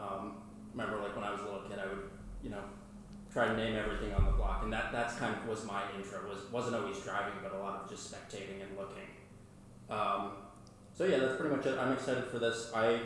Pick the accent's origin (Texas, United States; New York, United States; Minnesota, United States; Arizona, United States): New York, United States; New York City; I grew up here and in New York City